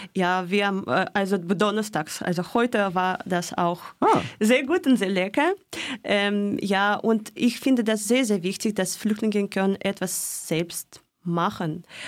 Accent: Moscow, Russia; German is a second language; moved away as an adult; now in Freiburg, Germany; in, in Moskau geboren und auch gewachsen.

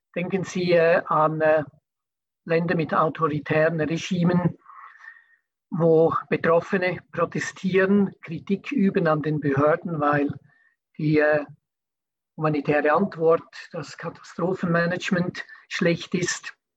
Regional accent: Switzerland; bei uns in der Schweiz

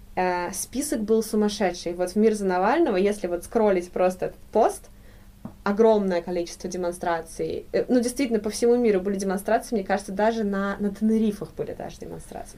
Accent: Saint Petersburg, Russia; moved away as an adult; now in Freiburg, Germany; Я из Петербурга, родители мои петербуржцы, и я, э, в принципе, до э, первые свои 22 года провела в России. Ага. Только после этого переехала в Германию.

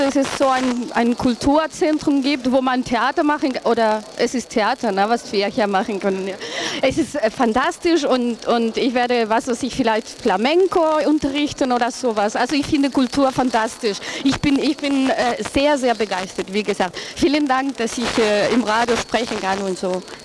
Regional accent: Spain; German is a second language; now in Germany; Ich bin Spanierin, aber voll integriert in der Gesellschaft hier in Deutschland

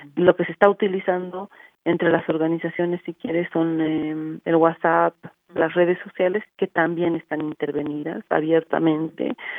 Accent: Bolivia; nosotras como, como pueblo boliviano

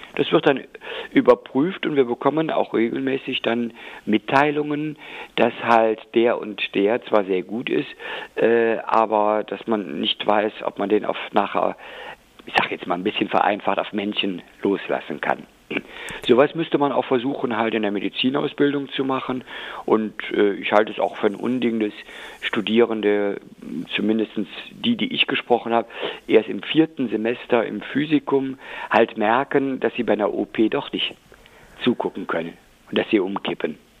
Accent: West Germany, Germany; also born or lived in Rhineland-Palatinate / North Rhine-Westphalia; jetzt habe ich äh, als Westdeutscher

